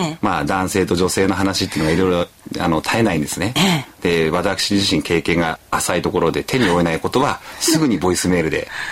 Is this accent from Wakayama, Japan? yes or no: no; Chiba, Japan; 地元の千葉